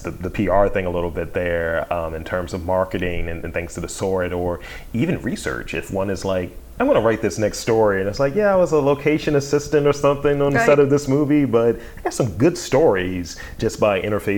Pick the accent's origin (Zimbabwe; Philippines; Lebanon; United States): United States; Baltimore, Maryland; I'm from Baltimore, I know that place.